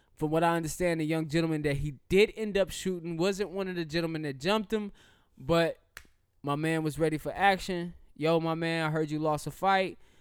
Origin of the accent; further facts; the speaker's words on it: the South, United States; I'm a Southerner